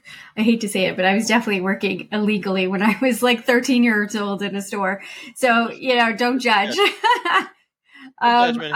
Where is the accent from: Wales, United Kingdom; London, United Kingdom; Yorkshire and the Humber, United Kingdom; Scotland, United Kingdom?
London, United Kingdom; I think growing up in London, to me, that was the center of the fashion world, let alone the world.